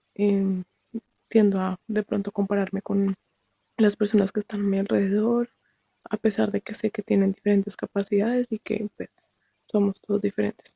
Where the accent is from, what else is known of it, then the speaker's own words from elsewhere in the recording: Colombia; now in Japan; soy colombiana, pero vivo en Japón